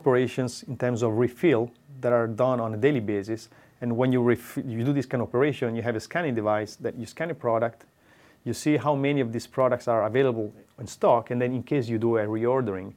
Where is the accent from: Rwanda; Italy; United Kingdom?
Italy; Pisa, Tuscany; English is a second language; moved away as an adult; now in Trento, Italy; I'm originally from Tuscany, from Pisa, although I moved to Trento since fifteen years now